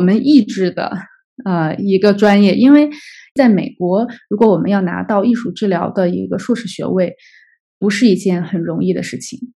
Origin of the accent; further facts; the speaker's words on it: China; 当时我们那届只有我一个中国人